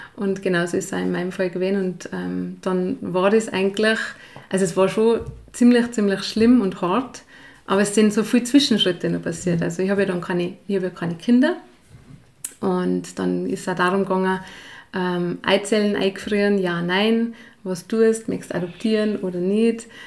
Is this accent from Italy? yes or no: no; Lower Bavaria, Germany; moved away as an adult; also born or lived in St. Jakob, Tyrol, Austria / Ireland / Kitzbühel, Austria; now in Pillerseetal, Austria; bin ich in Bayern aufgewachsen